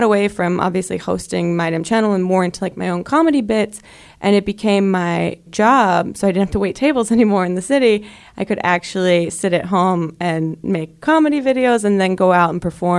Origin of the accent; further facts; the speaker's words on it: New Jersey, United States; moved away as an adult; also born or lived in Brooklyn, New York; I am from New Jersey.